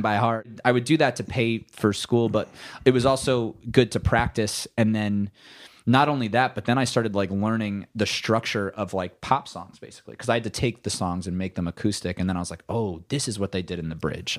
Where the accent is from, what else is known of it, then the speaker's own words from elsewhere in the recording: New Jersey, United States; now in Los Angeles, United States; I am a musician from New Jersey. Um, I live in Los Angeles, California